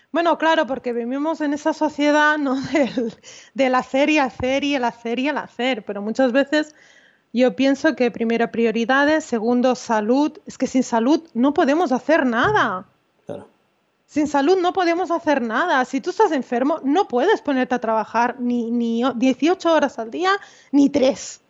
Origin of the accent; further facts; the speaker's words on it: Malgrat de Mar, Catalonia, Spain; yo tengo un despacho en, en, en mi pueblo, en Malgrat